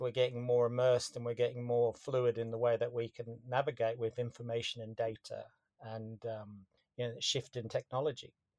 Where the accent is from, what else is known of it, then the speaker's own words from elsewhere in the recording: Australia; moved away; I'm Australian originally